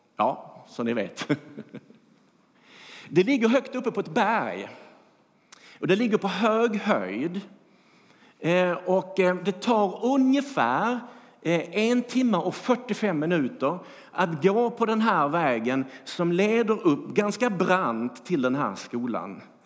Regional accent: Skåne, Sweden; now in Bankeryd, Sweden; jag är skåning

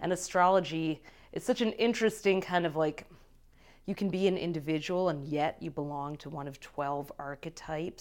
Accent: Detroit, Michigan, United States; I grew up in Detroit

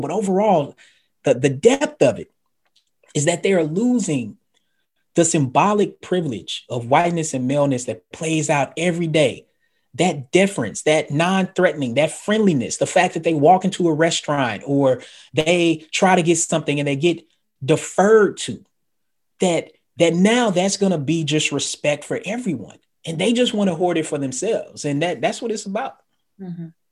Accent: the South, United States; I'm from the South

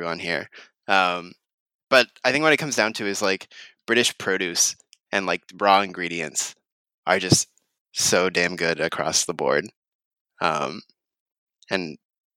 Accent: Texas, United States; now in Thai Town, Los Angeles, United States; I'm from Texas

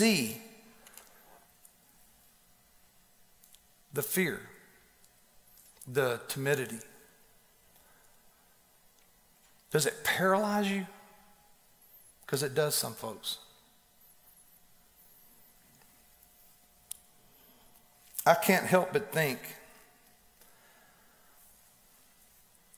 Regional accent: Donelson, Tennessee, United States; also born or lived in Texas; I was born in Texas, raised in Donelson

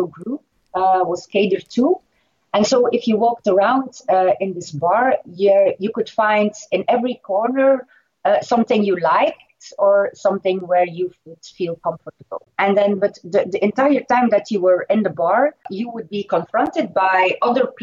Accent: Ghent, Flanders, Belgium; In my hometown, in Ghent

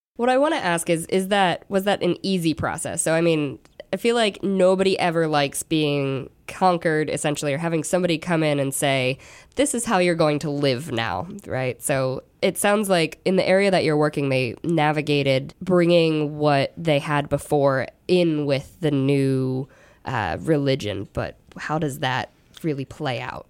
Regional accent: Philadelphia, Pennsylvania, United States; moved away; I'm originally from Philly

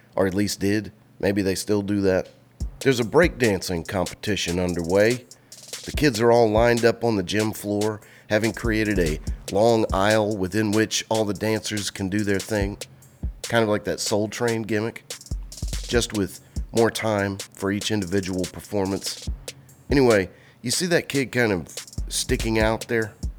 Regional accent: Jackson, Mississippi, United States; I didn't know there were clubs in my hometown

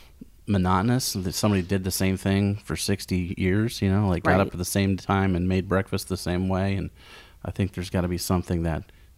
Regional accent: Lincoln, Nebraska, United States; I'm from Lincoln.

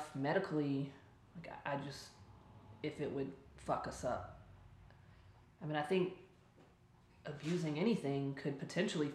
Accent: Charlotte, North Carolina, United States; I am from Charlotte. I'm born and raised here

